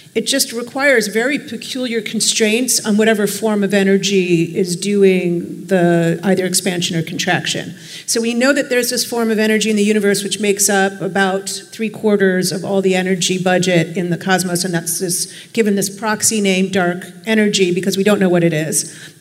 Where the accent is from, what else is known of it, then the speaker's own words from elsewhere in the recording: Chicago, Illinois, United States; now in New York City, United States; I'm from Chicago